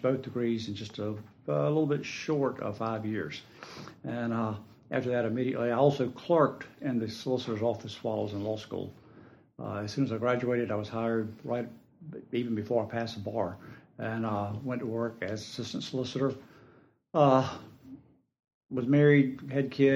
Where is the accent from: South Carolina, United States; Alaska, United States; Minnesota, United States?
South Carolina, United States; Bennettsville; I'm originally from Bennettsville, South Carolina, over in Marlboro County.